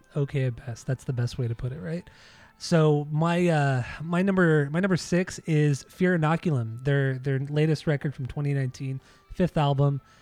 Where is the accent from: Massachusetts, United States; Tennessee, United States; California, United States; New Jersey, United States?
California, United States; Southern; growing up in Southern California, listening to K-Rock